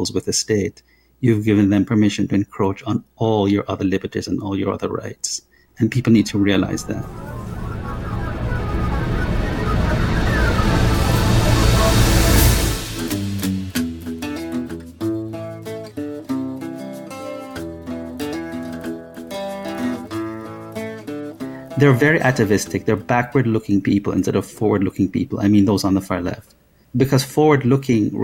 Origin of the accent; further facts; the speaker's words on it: Jamaica; moved away as an adult; now in United States; I came to America at the age of 20 and from Jamaica.